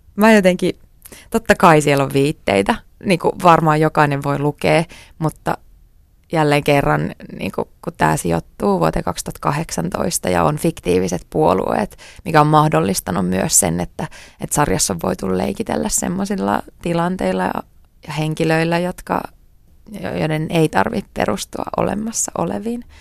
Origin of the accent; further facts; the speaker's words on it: Tuusula, Uusimaa, Finland; also born or lived in New York; Mä oon syntynyt Tuusulassa. Ähm, mä oon asunut siellä koko lapsuuteni.